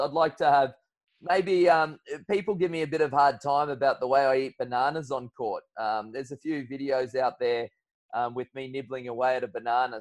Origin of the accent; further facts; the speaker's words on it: Brisbane, Queensland, Australia; I'm finding myself back home in Brisbane. So uh, still the best city going around. I'm a big Brisbaneite. I'm a big fan of being a Queenslander.